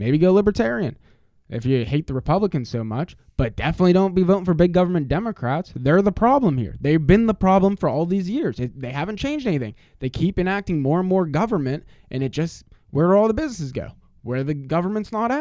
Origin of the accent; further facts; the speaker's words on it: Greensburg, Pennsylvania, United States; I grew up in Greensburg all these years.